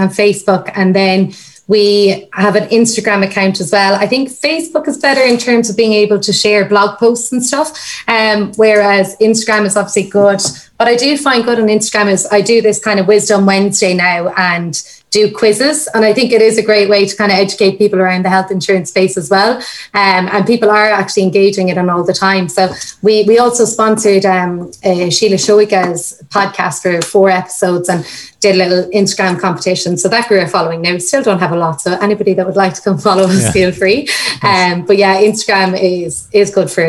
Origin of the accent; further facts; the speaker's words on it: Limerick, Munster, Ireland; moved away; I'm from Limerick originally.